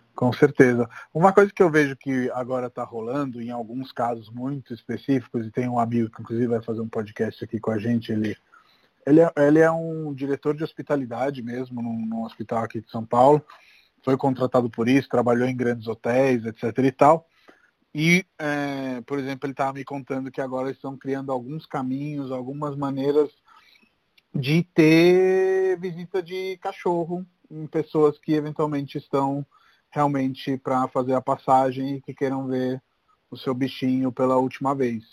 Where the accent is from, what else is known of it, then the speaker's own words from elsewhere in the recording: Rome, Lazio, Italy; now in Brazil; eu sou de Roma